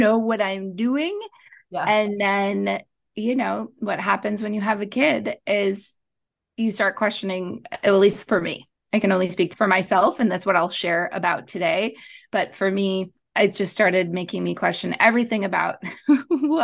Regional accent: Montreal, Quebec, Canada; moved away as an adult; now in Los Angeles, United States; I am originally from Montreal. I grew up in Canada, and then I moved to Los Angeles, like 14 years ago

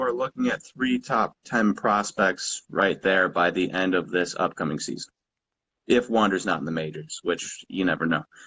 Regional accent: Milwaukee, Wisconsin, United States; we're both from Milwaukee

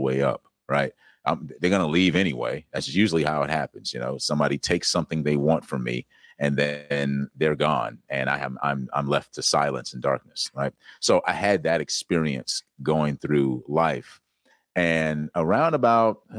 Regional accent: South Carolina, United States; I grew up in South Carolina.

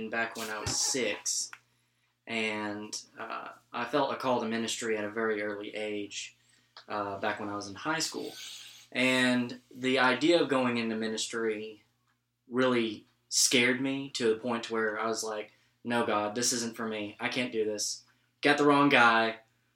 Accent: Mineral Wells, Texas, United States; also born or lived in Abilene; I grew up in Mineral Wells, which is an hour west from here

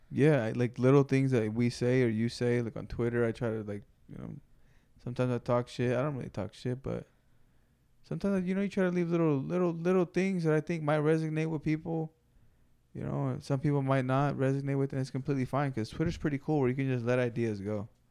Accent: West Coast, United States; The West Coast

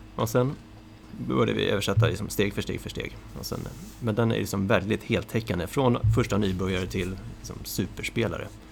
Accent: Tyresö, Stockholm County, Sweden; Jag hade spelat schack när jag var liten med, eh, i Tyresö. Ja. Eller Bollmora heter det då

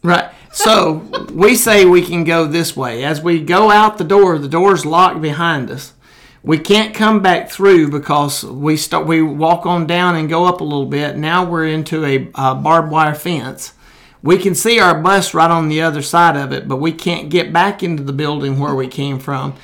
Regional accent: Crane Hill, Alabama, United States; I grew up in Jones Chapel in Crane Hill

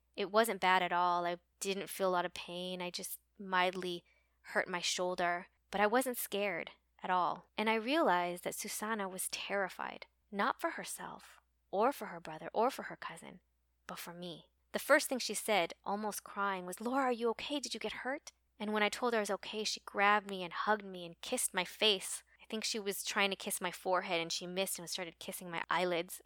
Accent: United States; we're American

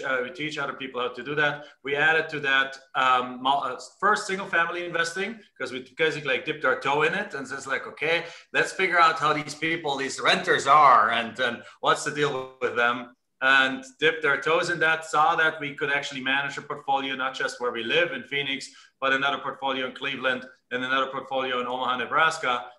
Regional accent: Germany; English is a second language; moved away as an adult; now in United States; I'm actually from Germany originally, came into the United States in 1997.

